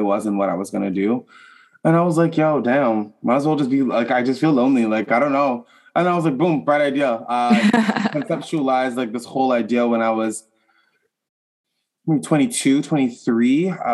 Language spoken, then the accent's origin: English; Ottawa, Ontario, Canada; I'm from Ottawa, Canada, the capital